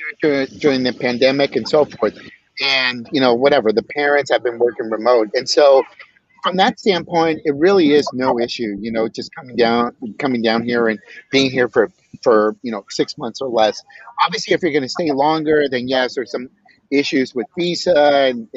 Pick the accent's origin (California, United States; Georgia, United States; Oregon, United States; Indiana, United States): California, United States; Bay Area; also born or lived in Riverside, California / Zacatecas, Mexico / Mountain View, California; I was born in Riverside, Southern California, right? And a month after I was born, we moved back to Zacatecas, lived there until I was five, and then we came back to California, i.e. the Bay Area. And honestly, I mean, I lived in the Bay Area for 46 years.